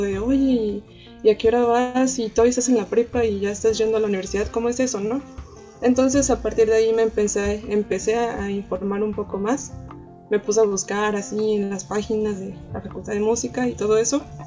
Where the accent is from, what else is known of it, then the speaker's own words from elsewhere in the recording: Xalapa, Veracruz, Mexico; also born or lived in Hermosillo, Sonora; yo a la edad de 7 años, o 8 más o menos, eh, viajé a la ciudad de Veracruz porque, bueno, a la ciudad de Jalapa, en el estado de Veracruz.